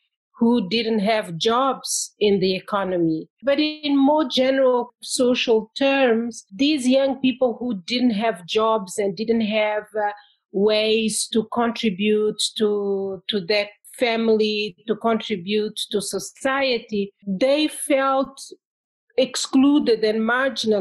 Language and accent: English; Mozambique; moved away as an adult; also born or lived in France / England; I am from Mozambique, and I did my first degree there in history.